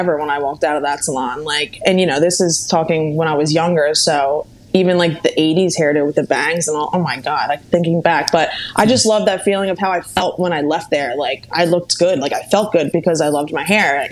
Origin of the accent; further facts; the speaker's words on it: Bucks County, Pennsylvania, United States; first language Italian; English is a second language; I am from Pennsylvania, Bucks County, Pennsylvania. It's not too far from Philadelphia